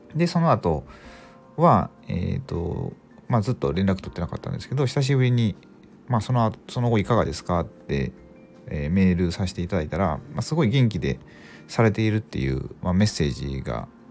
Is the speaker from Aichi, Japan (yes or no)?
no; Mie, Japan; 僕三重県なんですけどあの地元が